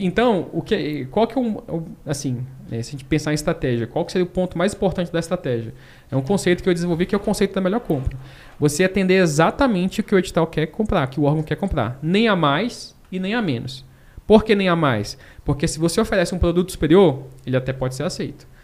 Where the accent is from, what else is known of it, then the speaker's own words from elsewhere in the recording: Brasília, Federal District, Brazil; also born or lived in Manaus; sou de Manaus, né? a gente foi para Brasília quando eu tinha lá meus, meus sete anos